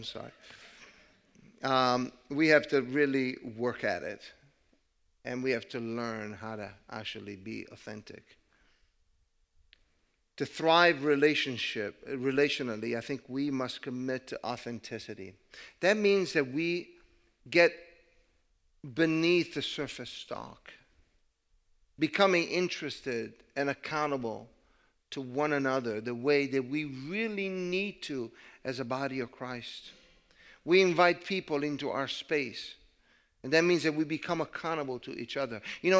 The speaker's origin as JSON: {"language": "English", "country": "Italy", "second_language": "English", "moved": "yes", "said": "And so I decided to move, and I came from Italy. I could not speak the language very well. I did not understand the culture."}